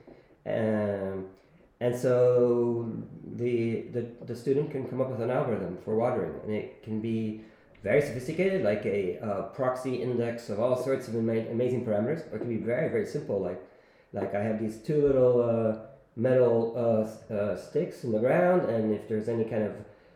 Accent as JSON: {"language": "English", "town": "Rome", "region": "Lazio", "country": "Italy", "also_born_or_lived": "Silicon Valley", "moved": "yes", "lives_now": "Barcelona, Spain", "said": "I'm from Rome"}